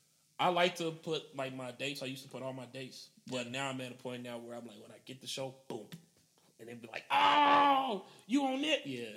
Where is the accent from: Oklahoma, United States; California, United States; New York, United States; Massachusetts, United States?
Oklahoma, United States; I grew up here in Oklahoma